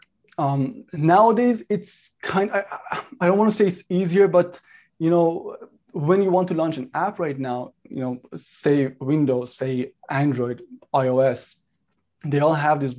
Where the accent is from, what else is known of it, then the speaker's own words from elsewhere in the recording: Toronto, Ontario, Canada; also born or lived in Iran; So I grew up here in Toronto. I was actually born in Iran. I grew up in North York, Toronto.